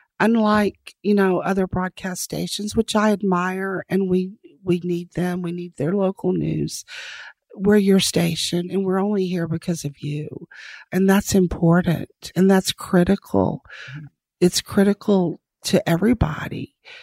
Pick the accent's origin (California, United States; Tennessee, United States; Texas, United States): Texas, United States; Denver City; I mean, I grew up in Denver City, Texas. So I grew up in the oil field and I'm very fortunate.